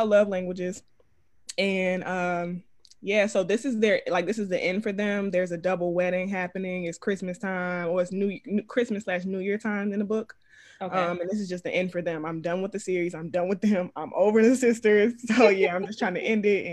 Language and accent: English; Detroit, Michigan, United States; also born or lived in Philadelphia; I'm from Philadelphia, but I was raised in Detroit. So I just say I'm from Detroit most of the time.